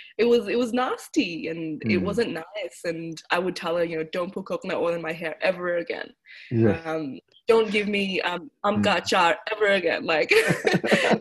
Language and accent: English; Melbourne, Victoria, Australia; also born or lived in Mohali, India; I was born in Mohali, next to Chandigarh. And we moved and migrated to Melbourne when I was about 1 year old. And I obviously don't remember much of India when I was one. But I grew up in Melbourne